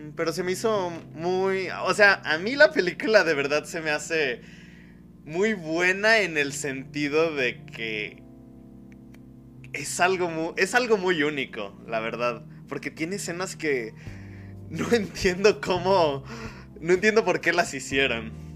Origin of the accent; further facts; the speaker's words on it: Mexico; Mora y yo pues somos de aquí de México